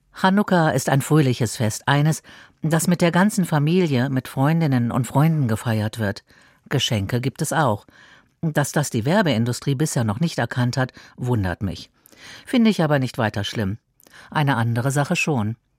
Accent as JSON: {"language": "German", "region": "Berlin", "country": "Germany", "tie": "born or raised there", "said": "in meiner Geburtsstadt"}